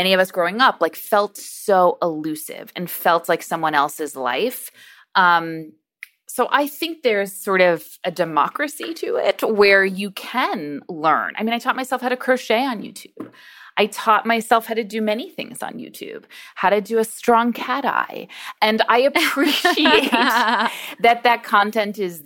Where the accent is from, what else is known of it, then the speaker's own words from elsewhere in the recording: Long Island, New York, United States; I grew up on Long Island in a suburb of New York City